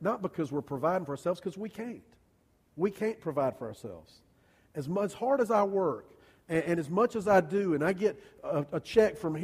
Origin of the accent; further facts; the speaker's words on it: United States; I'm an American.